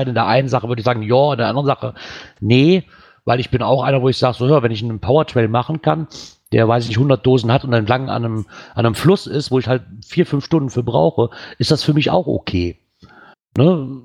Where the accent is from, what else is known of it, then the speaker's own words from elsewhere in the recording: Bremen, Germany; nach Bremen, da wo ich herkomme. Hier ist es egal.